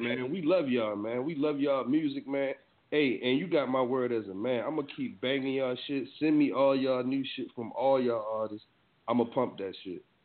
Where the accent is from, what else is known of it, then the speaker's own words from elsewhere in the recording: East Coast, United States; now in West Coast, United States; I'm from the East Coast, and I know it ain't a lot of cats on my side of the world. I'm out here on the West though